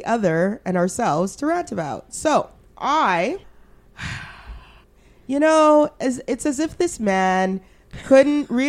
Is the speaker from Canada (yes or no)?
yes; Alberta, Canada; now in Ottawa, Canada; I grew up in Alberta